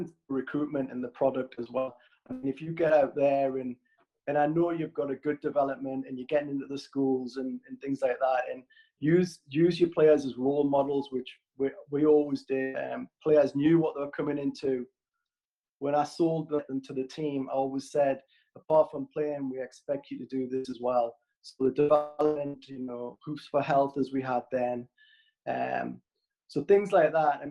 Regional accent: Newcastle upon Tyne, North East England, United Kingdom; moved away as an adult; also born or lived in Plymouth / Sunderland; I'm a Geordie

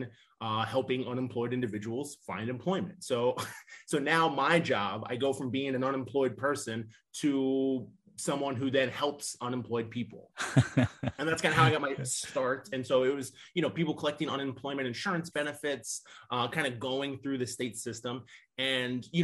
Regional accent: Nebraska, United States; moved away as an adult; now in Northwest Indiana, United States; I'm originally from Nebraska, graduated from the University of Nebraska

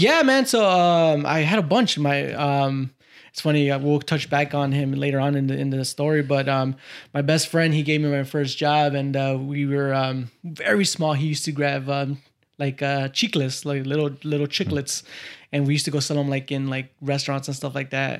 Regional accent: Cicero, Illinois, United States; also born or lived in Little Village, Chicago; now in Oak Park, United States; I grew up in the, uh, Chicagoland area in this little place called Little Village.

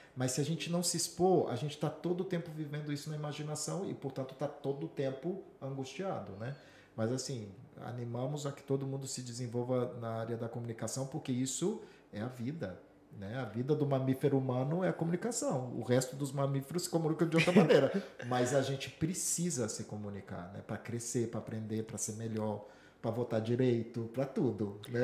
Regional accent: Vitória, Espírito Santo, Brazil; moved away as an adult; also born or lived in São Paulo / Minas Gerais; now in Madrid, Spain; eu passei minha infância dos 5 aos 18 no Espírito Santo, em Vitória

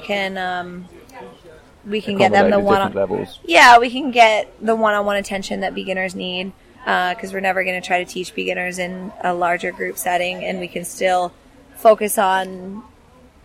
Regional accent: the Northwest, Pacific Northwest, United States; Growing up in the Northwest as a kid, I play outside every day

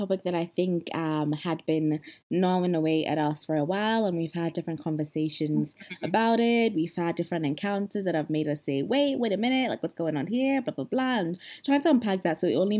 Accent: Ghana; now in London, United Kingdom; a Ghanaian currently living in London, working as a financial services consultant.

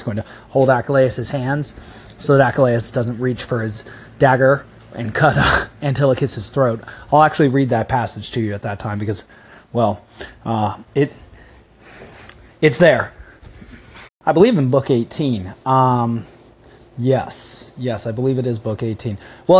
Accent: United States; accent: crass American; because of my crass American accent

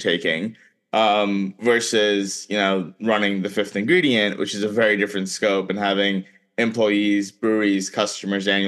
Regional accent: South Florida, United States; also born or lived in India; I grew up in South Florida

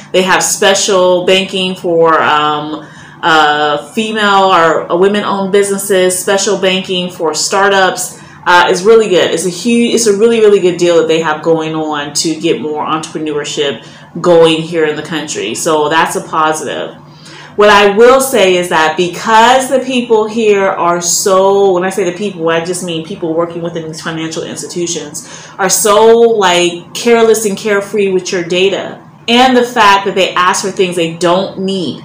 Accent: Chicago, Illinois, United States; moved away as an adult; also born or lived in Germany; now in Ghana; I'm coming from Chicago

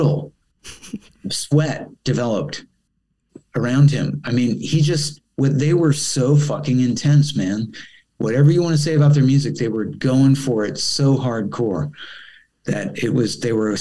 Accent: Rockville, Maryland, United States; moved away as an adult; also born or lived in Los Angeles, United States / Italy; I'm coming from Rockville, Maryland, which is only like, you know, 20 minutes drive away

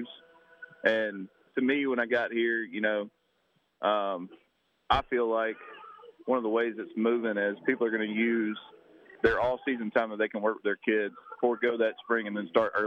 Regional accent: Baldwin County, Alabama, United States; born and raised in Baldwin County, went to Daphne High School

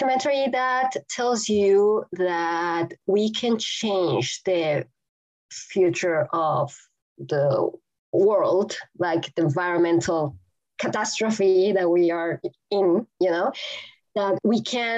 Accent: Mexico City, Mexico; English is a second language; now in Texas, United States; I grew up in Mexico City, and at a time where we were the most polluted city in the world.

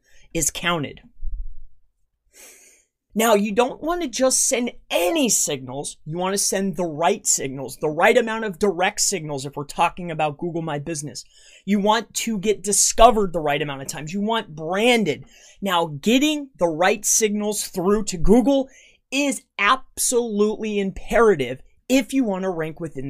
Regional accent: Fort Myers, Florida, United States; now in Tamaqua, United States; I'm from Fort Myers, Florida

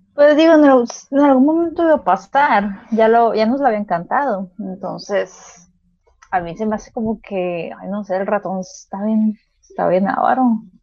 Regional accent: Mexico; sí somos mexicanos

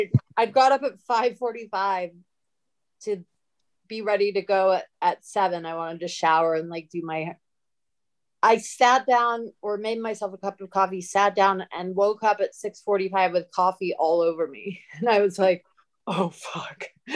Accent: London, United Kingdom; also born or lived in Southern Illinois / California; now in United States; That's where I moved to Southern Illinois from London. And then I think my parents just wanted to fuck with me. That's like culture shock.

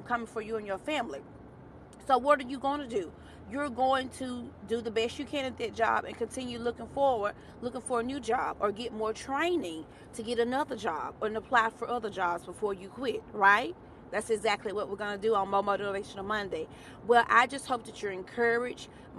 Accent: Alabama, United States; I am a Bama girl. I'm from Bama

